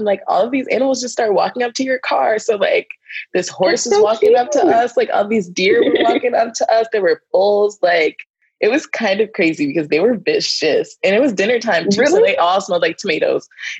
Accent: Northeast, United States; but I'm from the Northeast. Like if I drive 3 hours, I'm in a whole different state.

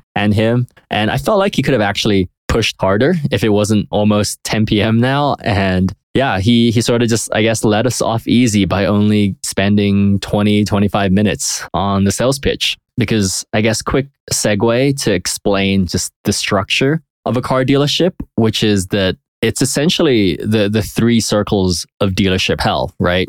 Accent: United Kingdom; now in United States; I'm from Europe. I'm from the U K

